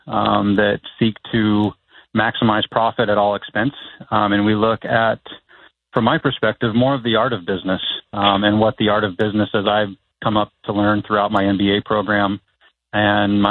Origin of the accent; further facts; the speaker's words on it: Mesa, Arizona, United States; I grew up in Mesa, Arizona. Graduated from Mesa High in 98